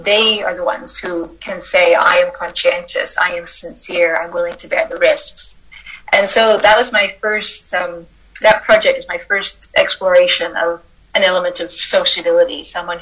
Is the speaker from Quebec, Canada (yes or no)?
no; Fraser Valley, near Vancouver, British Columbia, Canada; I am a Canadian philosopher. I grew up in the Fraser Valley, just outside Vancouver